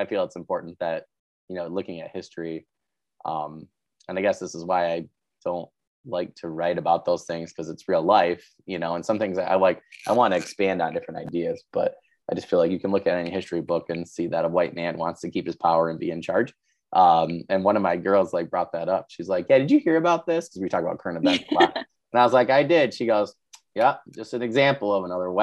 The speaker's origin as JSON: {"language": "English", "region": "Midwest", "country": "United States", "tie": "born or raised there", "said": "where I grew up in the Midwest"}